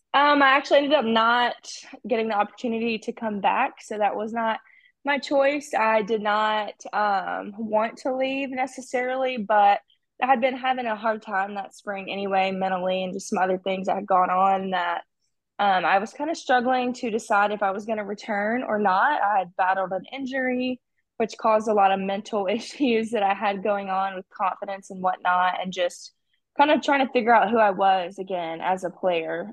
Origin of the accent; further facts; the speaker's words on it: Alabama, United States; That was my home state